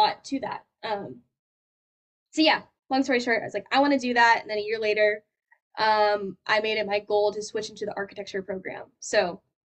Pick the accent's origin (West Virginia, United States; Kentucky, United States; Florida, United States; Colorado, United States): Colorado, United States; moved away as an adult; now in California, United States; I'm from Colorado. I'm not from California